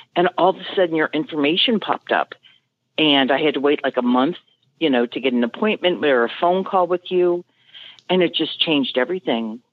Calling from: Mason, Ohio, United States; I'm calling from Mason, Ohio, which is just very north of Cincinnati

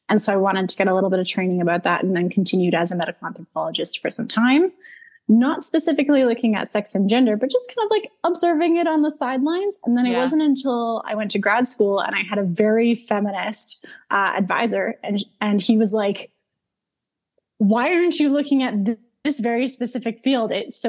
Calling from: Calgary, Alberta, Canada; I'm calling from Calgary, Alberta.

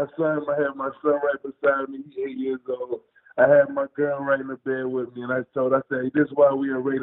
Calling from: Hampton, Virginia, United States; calling from Hampton, Virginia.

